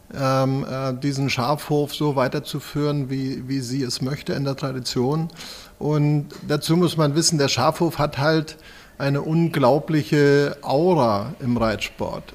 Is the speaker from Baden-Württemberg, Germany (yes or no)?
no; Schleswig-Holstein, Germany; moved away as an adult; now in Kronberg, Germany; ich komme gebürtig aus Schleswig-Holstein